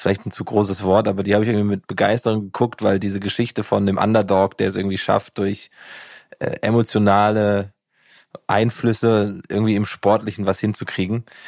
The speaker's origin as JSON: {"language": "German", "town": "Giessen", "region": "Hesse", "country": "Germany", "said": "ich komme ja aus Gießen"}